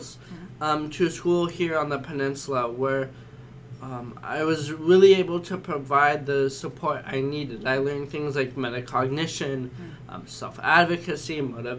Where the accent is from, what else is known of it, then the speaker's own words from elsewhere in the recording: San Francisco, California, United States; I am from San Francisco. I went to a small high school there in this city.